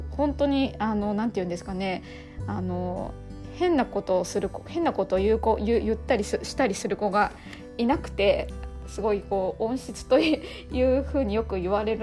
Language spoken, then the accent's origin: Japanese; Nagoya, Aichi, Japan; now in Tokyo, Japan; 中学地元が名古屋なんですけれども名古屋で中学受験をして、えっと、中高一貫で6年間過ごした